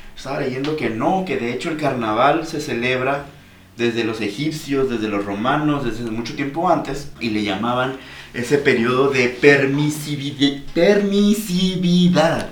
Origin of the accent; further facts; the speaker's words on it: Mazatlán, Sinaloa, Mexico; somos de Mazatlán